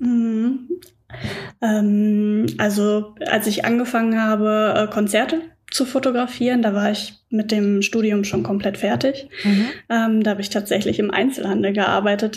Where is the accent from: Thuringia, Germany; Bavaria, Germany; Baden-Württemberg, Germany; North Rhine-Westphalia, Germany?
North Rhine-Westphalia, Germany; Sauerland; moved away as an adult; now in Dortmund, Germany; Ich komme gebürtig aber aus dem Sauerland, Grenze zum Sauerland